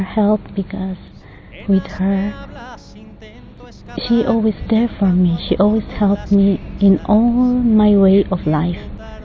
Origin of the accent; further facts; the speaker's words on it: Philippines; moved away; I came from Philippines